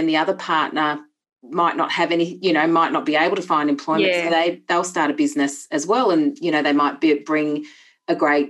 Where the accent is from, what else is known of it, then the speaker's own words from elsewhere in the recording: Bathurst, New South Wales, Australia; now in Port Macquarie, Australia; No, I was originally from, well, I moved around quite a bit, but I did grow up from the age of 7. I grew up in Bathurst and I went to university. In Bathurst.